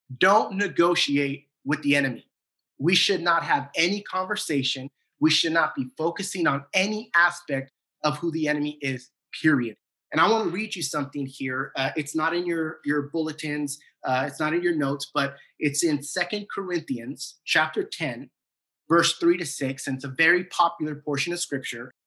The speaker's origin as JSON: {"language": "English", "town": "San Diego", "region": "California", "country": "United States", "tie": "born or raised there", "moved": "yes", "lives_now": "Duncanville, United States", "said": "A good friend of mine that I grew up with back in San Diego"}